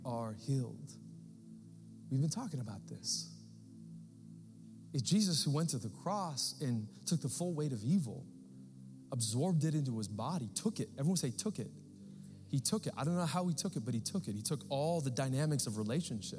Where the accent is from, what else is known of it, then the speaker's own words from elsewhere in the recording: United States; as American Christians